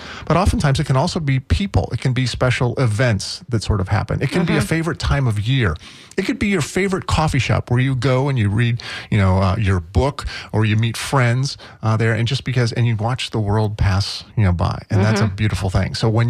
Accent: Midwest, United States; And I think there's a certain attitude about being a Midwesterner. Certainly, you know, we tend to be polite there. You get, you know, your accent, you know, and all that.

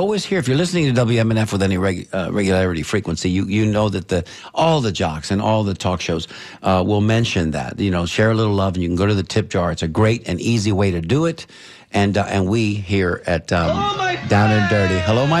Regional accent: United States; being an American born of Cuban descent

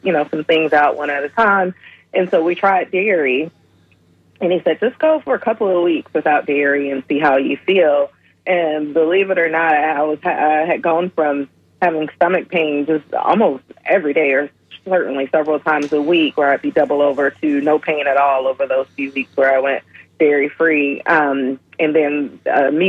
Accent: Atlanta, Georgia, United States; moved away; I'm originally from Atlanta, Georgia, so I'm a Southerner. And my diet growing up consisted of Southern

